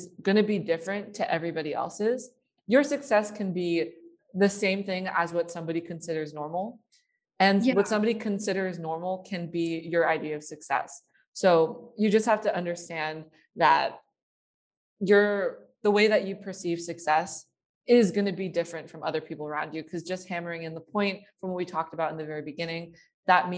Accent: Bay Area, California, United States; I grew up in a very academically competitive area. I am from the Bay Area

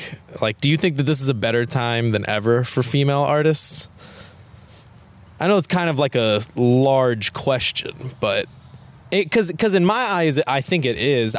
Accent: Louisville, Kentucky, United States; I'm from Louisville

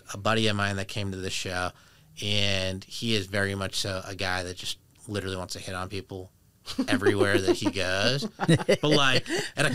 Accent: Boston, Massachusetts, United States; accent: wicked pissa Boston; now in Los Angeles, United States; I grew up in Boston

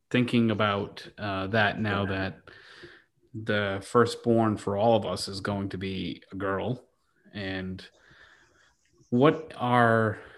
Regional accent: Rhode Island, United States; none of us had heavy Rhode Island accents growing up

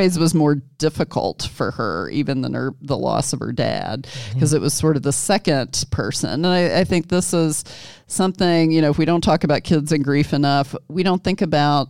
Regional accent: Kentucky, United States; moved away as an adult; also born or lived in Jackson, Mississippi; my home state of Kentucky.

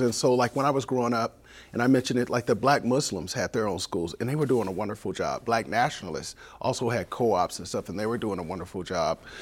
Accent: San Diego, California, United States; also born or lived in Los Angeles; now in Seattle, United States; I was born in, in, in San Diego, in the Southeast San Diego

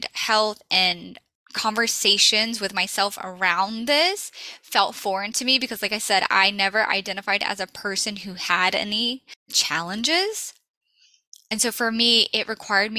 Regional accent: the South, Southern United States, United States; I'm a Southern girl. I grew up on Southern fried food

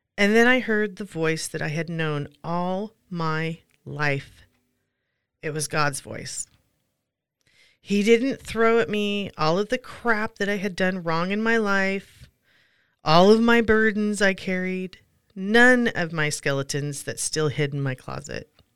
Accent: Pacific Northwest, United States; Growing up in the Pacific Northwest, we would visit our grandparents at Long Beach, Washington

